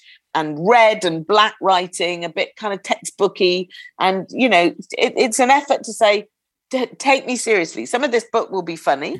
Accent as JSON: {"language": "English", "country": "United Kingdom", "said": "we're British"}